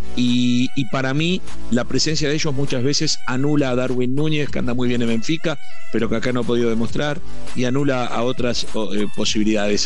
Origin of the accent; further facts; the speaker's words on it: Uruguay; Te hablo como uruguayo